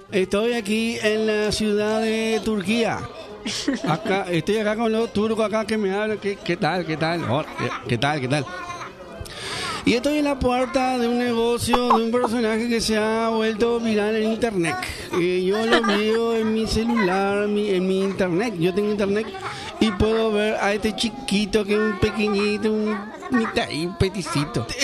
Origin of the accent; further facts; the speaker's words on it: Paraguay; Yo soy de Paraguay, pero esto es Paraguay por